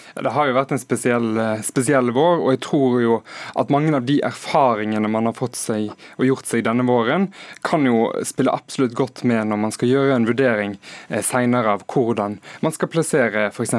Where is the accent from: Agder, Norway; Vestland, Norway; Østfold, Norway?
Vestland, Norway; Hordaland; Der jeg kommer fra i Hordaland